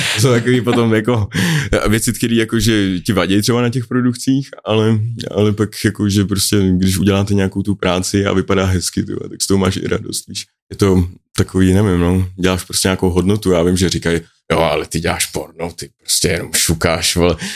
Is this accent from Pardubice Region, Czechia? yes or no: no; Central Bohemian Region, Czechia; also born or lived in Mönchengladbach, Germany; pôvodne som sa narodil teda v Nemecku, a Menschenglebach, ale, a nejvíc som sa zdržoval v středč- českým kraji, no, prostě ve vesnicích